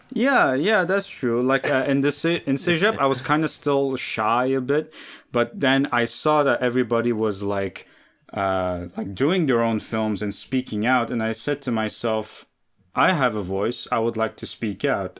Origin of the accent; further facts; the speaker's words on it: Lebanon; now in Canada; I grew up in Lebanon. Uh, I came to Canada in 2006